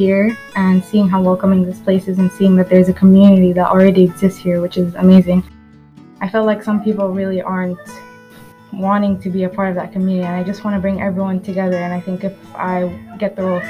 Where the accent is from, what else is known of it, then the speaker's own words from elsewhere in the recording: Sudan; now in Qatar; I'm 17. I'm from Sudan.